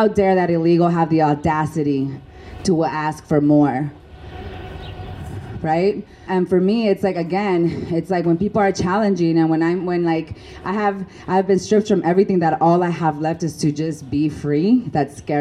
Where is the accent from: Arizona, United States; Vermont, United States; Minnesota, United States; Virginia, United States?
Arizona, United States; Tucson; also born or lived in Mexico; I am from Tucson, Mexicana